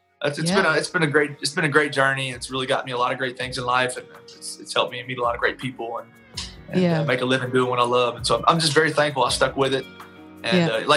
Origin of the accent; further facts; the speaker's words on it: Taylorsville, Kentucky, United States; moved away as an adult; also born or lived in Lexington, Kentucky; now in Nashville, United States; Originally, I'm from a little small town in Kentucky called Taylorsville